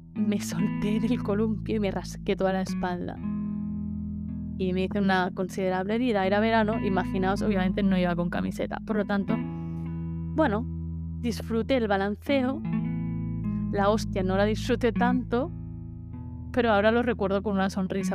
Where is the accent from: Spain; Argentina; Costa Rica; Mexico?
Spain; Menorca, Balearic Islands; soy de Menorca